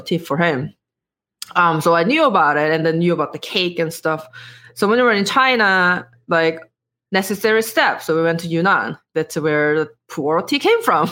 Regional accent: South Korea; English is a second language; moved away as an adult; I was born and raised in Korea

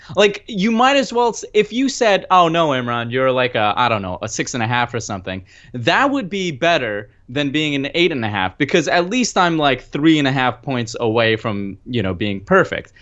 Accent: United States; also born or lived in Pakistan; I was from America

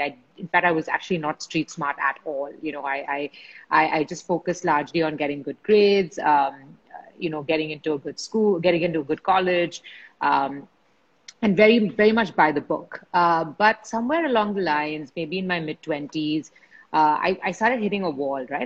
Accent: Mumbai, Maharashtra, India; I grew up in Bombay uh, with in a family of jewelers

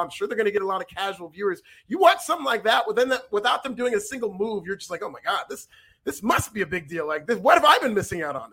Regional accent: Northern California, United States; I grew up in NorCal

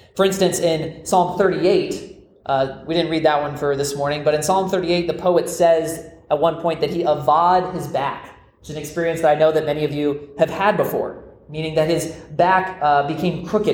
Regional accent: Florida, United States; I grew up in Florida, America's most famous peninsula

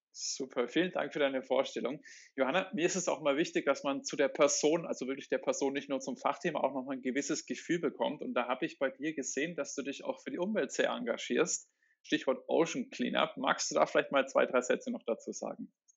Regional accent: Germany; uns Deutschen

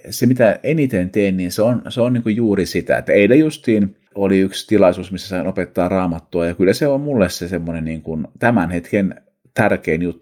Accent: Seinäjoki, South Ostrobothnia, Finland; also born or lived in Kankaanpää; Olen siis syntynyt Kankaan päässä ää, vuonna 1975 kauan aikaa sitten, mutta aloitin koulut Seinäjoella.

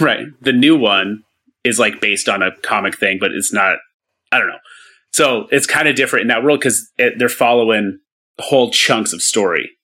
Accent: United States; accent: American; my American accent

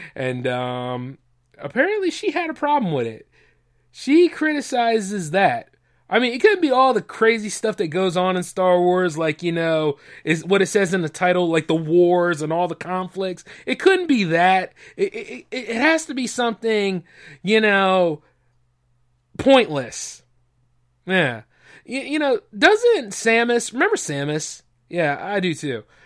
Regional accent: United States; I'm an American, man. Always an American first

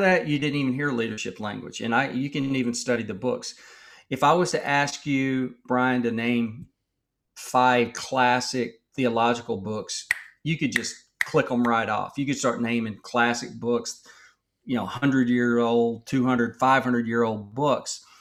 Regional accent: Texas, United States; I grew up in Texas

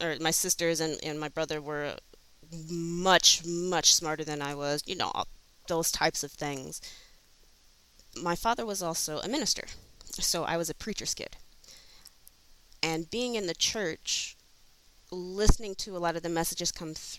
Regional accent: Flint, Michigan, United States; For me, I grew up in Flint, Michigan

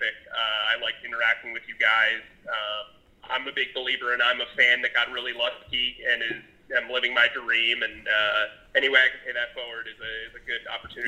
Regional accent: northern New Jersey, United States; moved away as an adult; also born or lived in Arizona; now in Jacksonville, United States; I'm originally from New Jersey

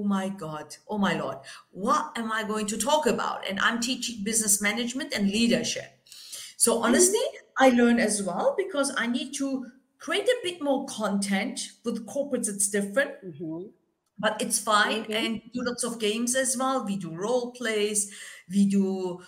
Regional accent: Germany; I'm Turkish, right? I grew up in Germany

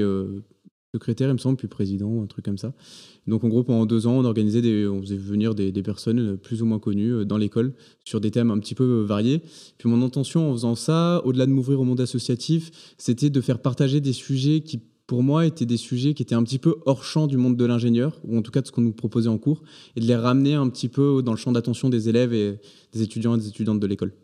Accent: Provence-Alpes-Côte d'Azur, France; moved away as an adult; also born or lived in Paris region / Angers; moi je suis originaire d'un petit village entre Aix et Marseille

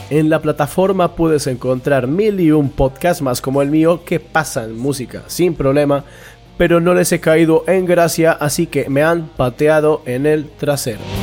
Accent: Bogotá, Colombia; now in Mungia, Spain; bogotano de nacimiento, munguiarra de adopción

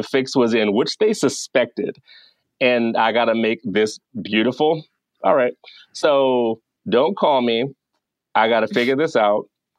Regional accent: the South, United States; So thank God I was raised in the South, because I got like manners by default.

